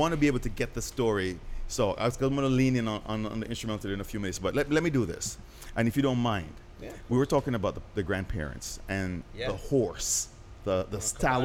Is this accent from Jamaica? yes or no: yes; Jamaica; I'm from Jamaica